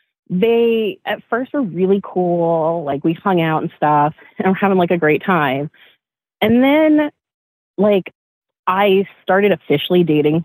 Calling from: Virginia, United States; I'm calling from Virginia.

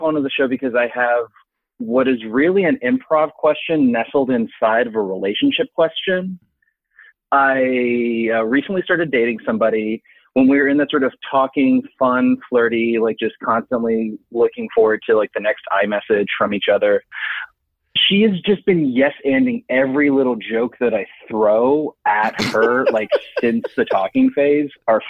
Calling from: Washington, District of Columbia, United States; I'm calling from the Den of Iniquity, Washington, D.C.

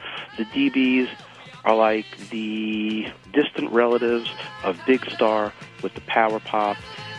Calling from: New York City, New York, United States; I'm calling from New York City.

